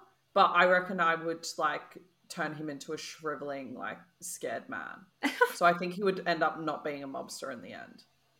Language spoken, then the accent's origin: English; Sydney, New South Wales, Australia; I grew up around the Bra Boys